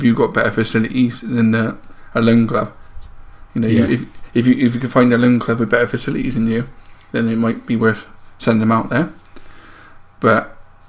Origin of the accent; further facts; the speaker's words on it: Bristol, South West England, United Kingdom; I am from Bristol